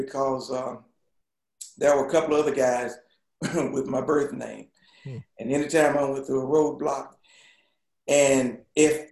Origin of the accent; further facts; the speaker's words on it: Toccoa, Georgia, United States; I was born in Tekoa, Georgia, which is about 100 miles north of Atlanta